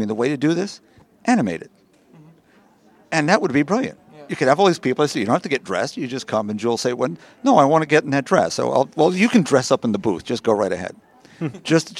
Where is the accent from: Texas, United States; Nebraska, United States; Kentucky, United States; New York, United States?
New York, United States; I'm a New Yorker